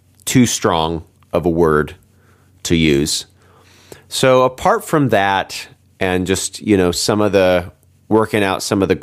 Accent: United States; also born or lived in United Kingdom; I'm an American

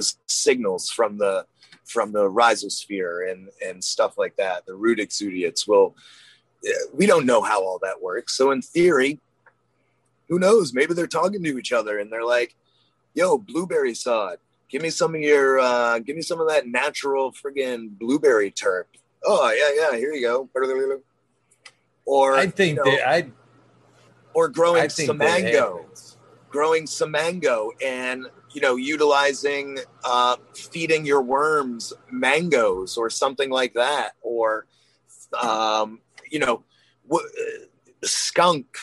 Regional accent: Maine, United States; I'm from Maine

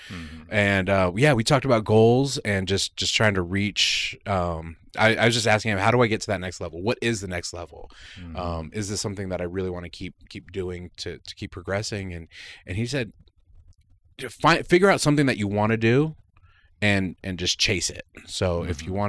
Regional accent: New York City, New York, United States; first language Spanish; English is a second language; moved away as an adult; now in Tacoma, United States; I'm originally from New York City.

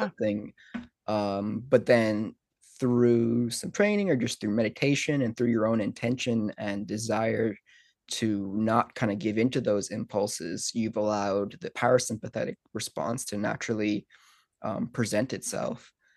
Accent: Ireland; growing up in Ireland

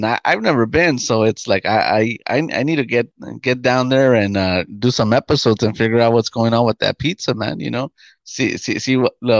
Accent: New York, United States; We're from New York.

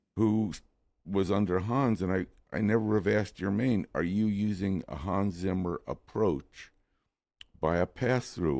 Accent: New York City, New York, United States; moved away as an adult; now in Los Angeles, United States; I moved to Los Angeles from New York City

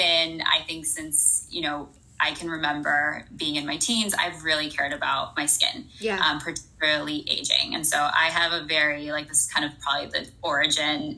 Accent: Houston, Texas, United States; moved away as an adult; also born or lived in California; now in New York, United States; I live in New York. I'm from Houston, Texas. Have spent my adult life bouncing around between California and New York

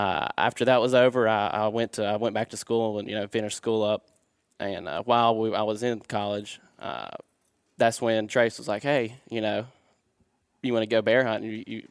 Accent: West Virginia, United States; I'm also from West Virginia.

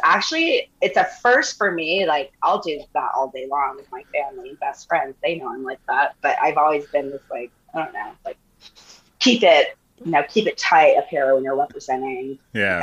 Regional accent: Santa Fe, New Mexico, United States; moved away as an adult; also born or lived in Austin, Texas; now in Newport Beach, United States; I was born in Austin, but I grew up in Santa Fe, New Mexico

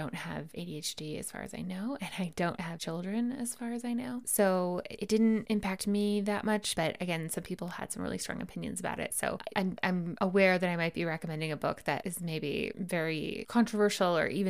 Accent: United States; As an American

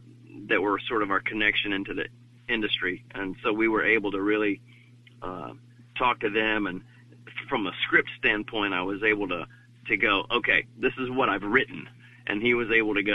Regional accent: the South, United States; I grew up in the South

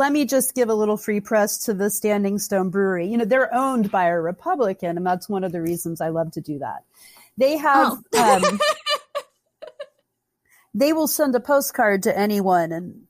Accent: the South, United States; You know, and they don't really teach you that growing up, especially where I grew up in the South, you know.

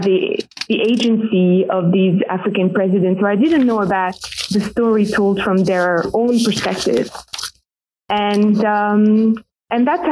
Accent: Paris, Île-de-France, France; I am French. I was born in Paris

